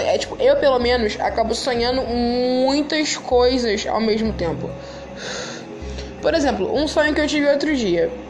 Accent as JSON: {"language": "Portuguese", "region": "Rio de Janeiro", "country": "Brazil", "said": "eu sou carioca, eu moro no Rio de Janeiro. E eu tenho 20 anos"}